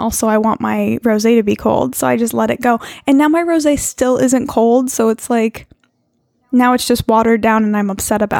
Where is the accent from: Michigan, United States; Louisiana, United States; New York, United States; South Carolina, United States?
New York, United States; moved away as an adult; I lived in New York my whole life until I moved out here about 10 years ago